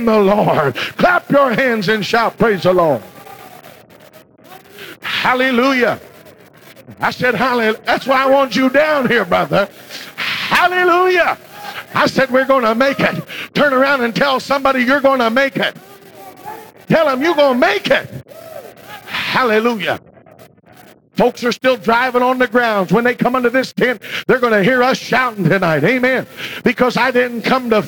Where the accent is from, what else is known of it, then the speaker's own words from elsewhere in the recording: Virginia, United States; When I grew up in Virginia